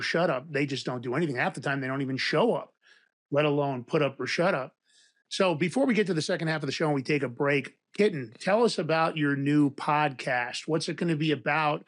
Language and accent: English; New York City, New York, United States; also born or lived in Westchester County, New York; I grew up in Fordham Road in the Bronx and then Westchester County